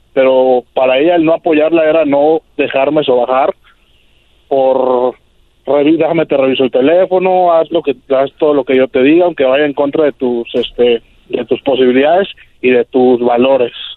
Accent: Mexico City, Mexico; also born or lived in California; now in Tijuana, Mexico; yo crecí en la Ciudad de México, me vine a California

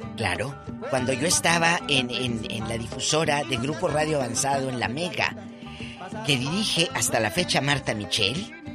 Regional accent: Matamoros, Tamaulipas, Mexico; en mi tierra, Matamoros, Tamaulipas

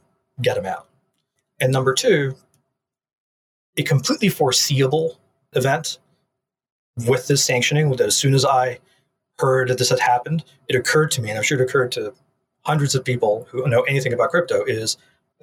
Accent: United States; As an American

